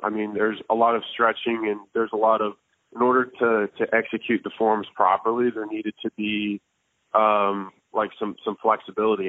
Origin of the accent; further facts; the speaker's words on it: Tampa, Florida, United States; I grew up in Tampa, Florida